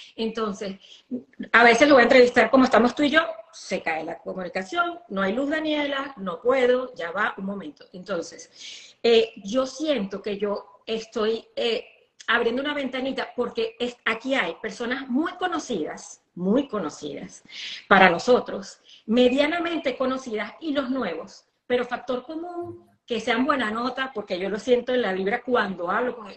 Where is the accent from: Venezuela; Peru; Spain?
Venezuela; accent: caraqueña; now in United States; Yo soy como una arepa, o sea, más criolla imposible. Yo todos los días hablo como un venezolano, todos los días